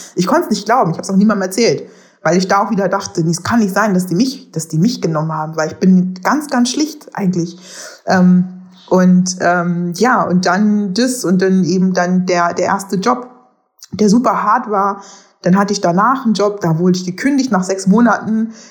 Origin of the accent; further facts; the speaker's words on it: Germany; moved away as an adult; also born or lived in Netherlands; ich bin genauso in Deutschland aufgewachsen